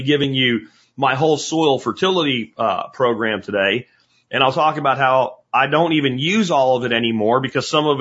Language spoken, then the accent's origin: English; Pennsylvania, United States; when I was a kid growing up in Pennsylvania